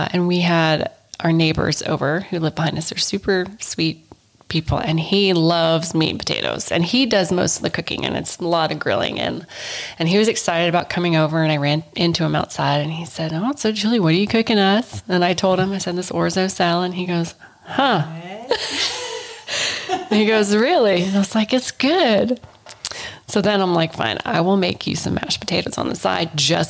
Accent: United States; I am very American.

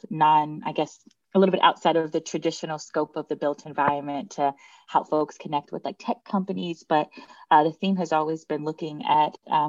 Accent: Cincinnati, Ohio, United States; moved away as an adult; also born or lived in Montego Bay, Jamaica / Brooklyn, New York; now in Portland, United States; I'm originally from Cincinnati, Ohio, spent some time in Montego Bay, Jamaica when I was younger, and then found myself in New York City

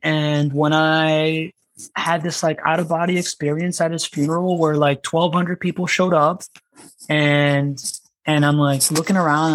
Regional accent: Miami, Florida, United States; moved away as an adult; also born or lived in South America / California; now in Jacksonville, United States; I was born in South America. I grew up in Miami

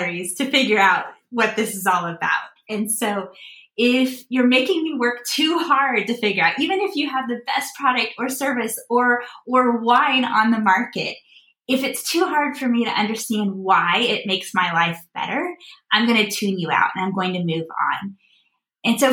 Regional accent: Midwest, United States; I live in Chicago. I grew up in the Midwest, and there's a local bank here in the Midwest that was our home bank when I was growing up

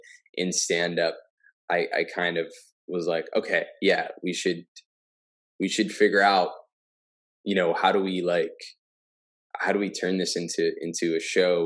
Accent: New Jersey, United States; moved away as an adult; now in Los Angeles, United States; I grew up in Jersey.

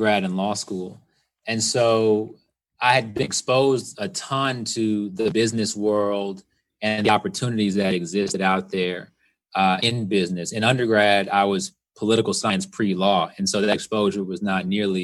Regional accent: Houston, Texas, United States; moved away as an adult; also born or lived in Atlanta; growing up in Southwest Houston or, you know, in the suburbs of Houston

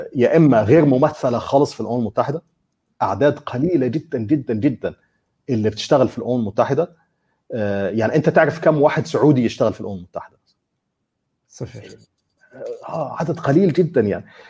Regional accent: Egypt; انا مثلا كمصري

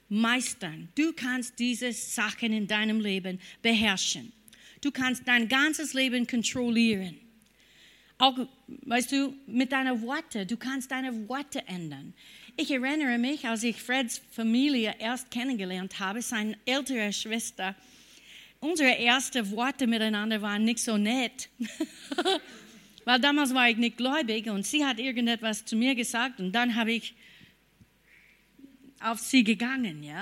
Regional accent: United States; German is a second language; Obwohl ich war eine Amerikanerin und habe gedacht, ich glaube an Gott.

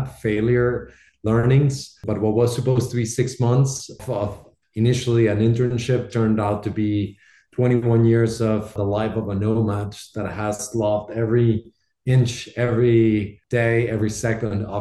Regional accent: Bogotá, Bogotá Capital District, Colombia; moved away; Proudly Colombian. I was born and raised in Bogota in Colombia.

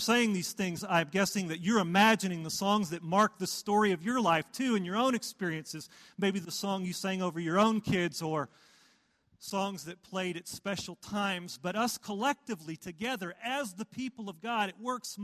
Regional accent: Wichita Falls, Texas, United States; I grew up in Wichita Falls, Texas. In North Texas here

